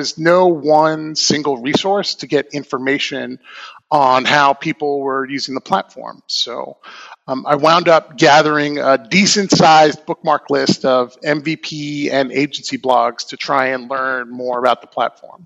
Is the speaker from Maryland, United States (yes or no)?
no; Long Island, New York, United States; now in Portland, United States; I'm originally from Long Island, New York, and I've been living in the Portland, Oregon metro area for about the past 20 years